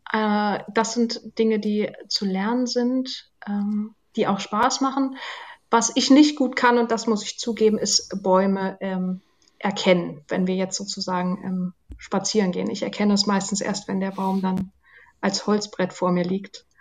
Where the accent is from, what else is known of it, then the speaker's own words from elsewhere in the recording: Zerbst, Saxony-Anhalt, Germany; also born or lived in Wolfen; now in Berlin, Germany; Wir sind dann nach Zerbst gezogen, da war ich vier, fünf Jahre alt